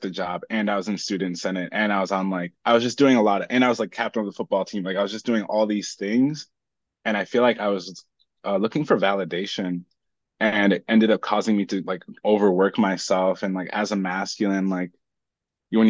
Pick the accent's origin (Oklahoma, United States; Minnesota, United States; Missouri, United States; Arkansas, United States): Minnesota, United States; we landed in Minnesota. 3 days later, I was born